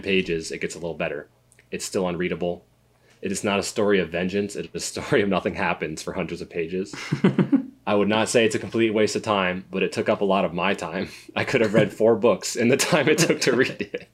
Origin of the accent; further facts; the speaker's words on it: Connecticut, United States; we're from, uh, we grew up in Connecticut.